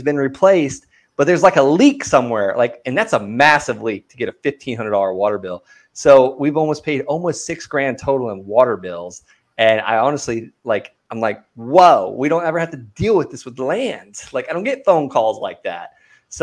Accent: Okeechobee, Florida, United States; I grew up in a small town called Okeechobee, Florida

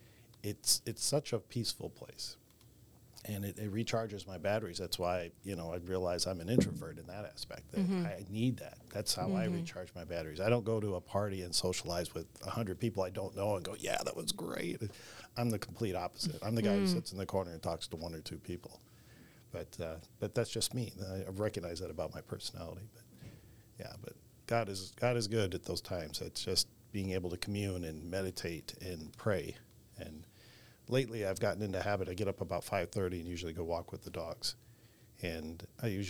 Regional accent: Wisconsin, United States; now in Austin, United States; growing up in Wisconsin

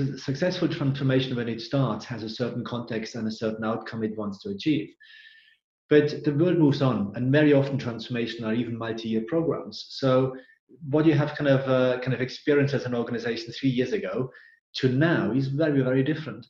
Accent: Austria; English is a second language; moved away as an adult; also born or lived in England; now in United Kingdom; As you can hear, I'm originally from Austria, not from UK. But I call now England my home. 16 years now kind of here in UK

